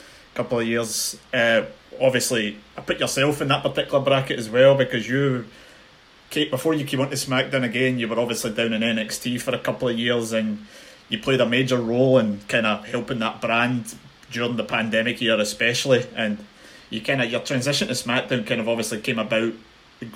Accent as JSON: {"language": "English", "town": "Glasgow", "region": "Scotland", "country": "United Kingdom", "said": "I'm speaking from the Glasgow side of things"}